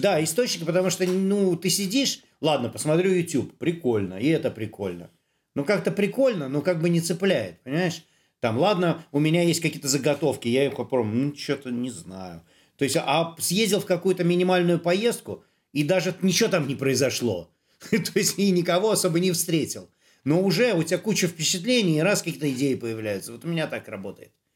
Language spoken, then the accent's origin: Russian; Saint Petersburg, Russia; я-то сам коренной петербуржец